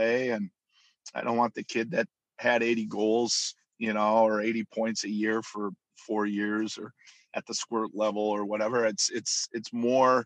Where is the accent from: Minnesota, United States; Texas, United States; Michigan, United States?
Minnesota, United States; Minnetonka; born and raised in Minnetonka, Minnesota